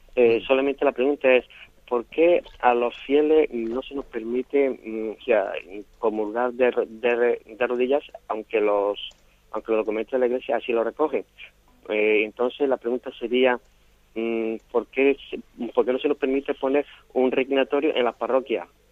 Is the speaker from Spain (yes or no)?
yes; Málaga, Andalusia, Spain; Soy de aquí, de Málaga